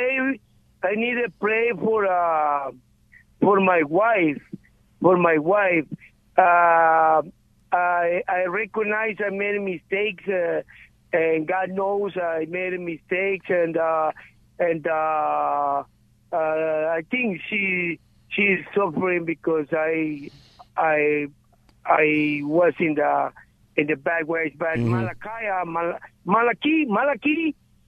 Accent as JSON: {"language": "English", "country": "Guatemala", "moved": "yes", "said": "I'm from Guatemala"}